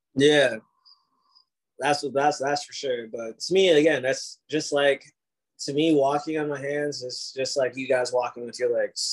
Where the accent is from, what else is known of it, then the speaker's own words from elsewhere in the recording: Ohio, United States; moved away; I'm from Ohio